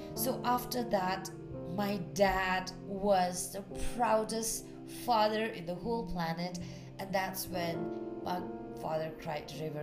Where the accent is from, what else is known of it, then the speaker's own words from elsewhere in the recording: Bhutan; also born or lived in Thailand; coming back to Bhutan